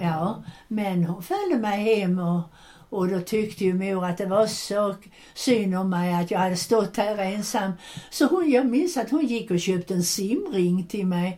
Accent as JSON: {"language": "Swedish", "town": "Landskrona", "region": "Skåne", "country": "Sweden", "tie": "born or raised there", "said": "när tåget kom till Landskrona så kom alla mammor och systrar och pappor och hämtade sina barn"}